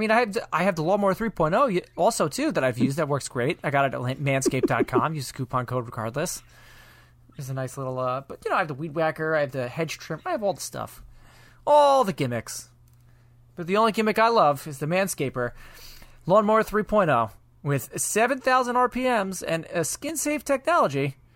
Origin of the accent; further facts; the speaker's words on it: New York, United States; aunt was telling me, she's like, you have a very non-distinct dialect where people won't think that I'm from New York.